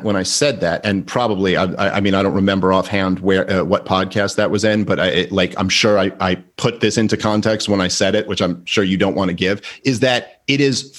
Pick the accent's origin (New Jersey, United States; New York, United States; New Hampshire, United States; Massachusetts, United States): New York, United States; New York City; I grew up in Brooklyn.